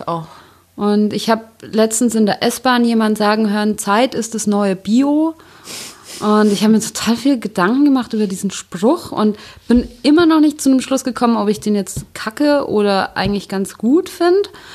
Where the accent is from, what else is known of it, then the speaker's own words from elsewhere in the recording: Bavaria, Germany; Ich komme ja aus Bayern